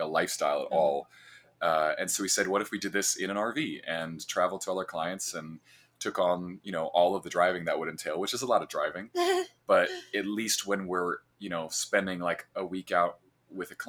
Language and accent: English; central Illinois, United States; I am from a cornfield in central Illinois